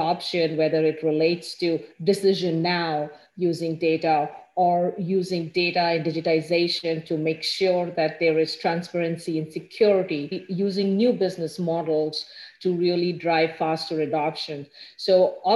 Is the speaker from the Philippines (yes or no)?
no; India; moved away as an adult; now in Ann Arbor, United States; I grew up in India, went to school there